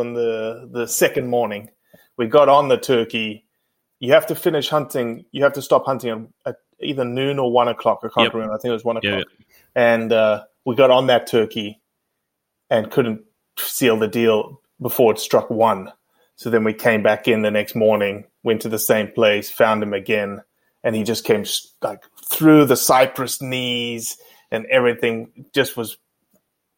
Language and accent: English; South Africa; born or raised there; moved away as an adult; also born or lived in Mississippi; now in United States